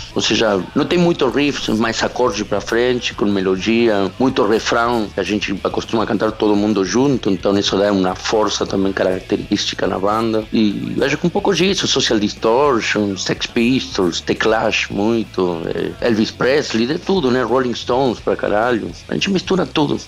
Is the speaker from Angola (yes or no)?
no; Chile; Portuguese is a second language; also born or lived in Argentina; now in Brazil; Eu sou chileno, na real. Eu morei lá, mas não sou argentino, nasci no Chile.